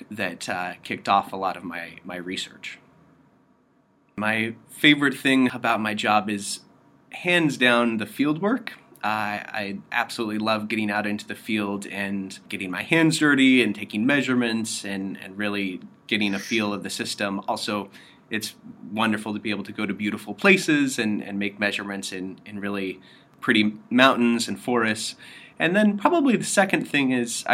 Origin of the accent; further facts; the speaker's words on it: Western Colorado, United States; moved away as an adult; also born or lived in Stanford, California; now in Princeton, United States; I am originally from Western Colorado in the U.S.